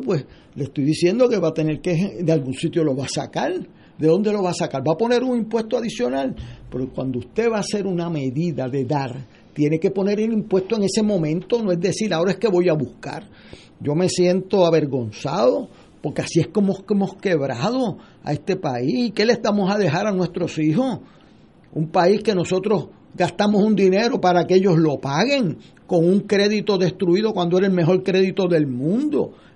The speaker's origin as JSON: {"language": "Spanish", "country": "Puerto Rico", "said": "como puertorriqueño"}